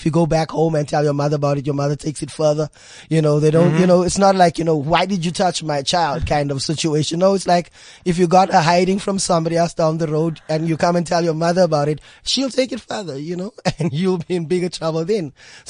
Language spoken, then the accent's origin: English; Eldorado Park, Gauteng, South Africa; Okay, for me, I mean, Eldorado Park, you know, it's renowned for gangsterism, renowned for, you know, drug abuse and all of those kind of things happening there. It was a challenge, you know, being raised by a single parent.